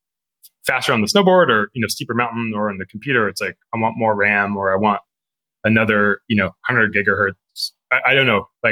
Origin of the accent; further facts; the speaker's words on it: Fremont, California, United States; I grew up in Fremont